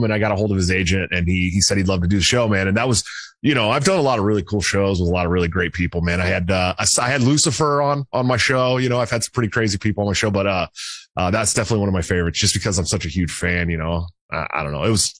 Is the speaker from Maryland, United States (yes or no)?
no; Bay Area, right outside of Oakland, California, United States; I grew up in the Bay Area right outside of Oakland